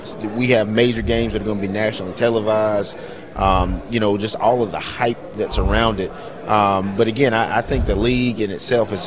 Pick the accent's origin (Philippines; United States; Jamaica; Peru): United States; Birmingham, Alabama; moved away; I'm originally from Birmingham, Alabama